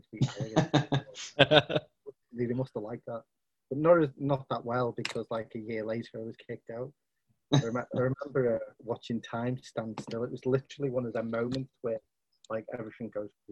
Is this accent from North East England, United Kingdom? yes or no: no; Liverpool, North West England, United Kingdom; also born or lived in Rainford / Wigan; I'm originally from Liverpool. Then I moved to, when I was 11, I moved to a place called Rainford